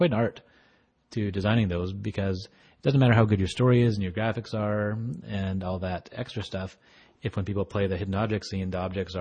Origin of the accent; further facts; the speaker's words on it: Alberta, Canada; I'm from Alberta, Canada